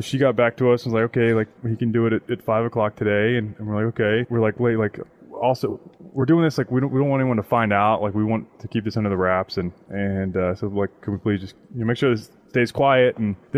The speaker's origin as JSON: {"language": "English", "town": "Dallas", "region": "Texas", "country": "United States", "tie": "born or raised there", "moved": "yes", "said": "I grew up in Dallas"}